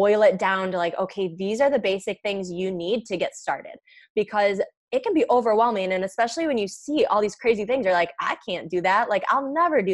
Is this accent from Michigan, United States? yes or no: yes; Michigan, United States; I'm from Michigan